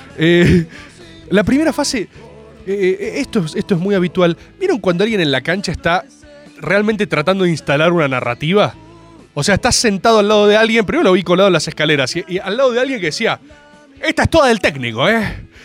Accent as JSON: {"language": "Spanish", "country": "Argentina", "said": "me crié con Dragon Ball, por supuesto, como cualquier argentino de bien en los 90"}